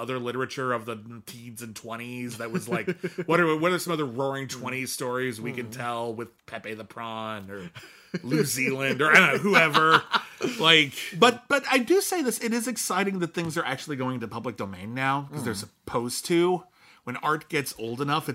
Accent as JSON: {"language": "English", "country": "United States", "said": "As an American critic"}